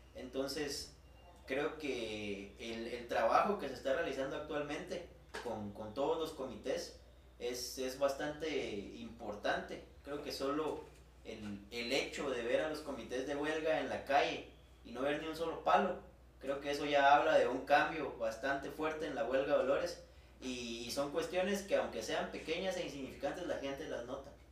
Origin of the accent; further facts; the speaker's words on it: Guatemala; como guatemalteco